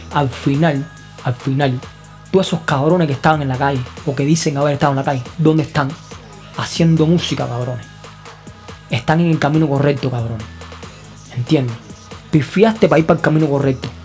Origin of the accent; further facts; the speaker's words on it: Cuba; moved away as an adult; now in Brazil; graduado de Derecho de la Universidad de La Habana